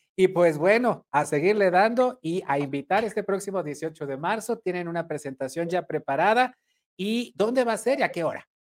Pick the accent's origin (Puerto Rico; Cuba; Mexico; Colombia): Mexico; Sinaloa; moved away; mi estado, yo nací allá en Sinaloa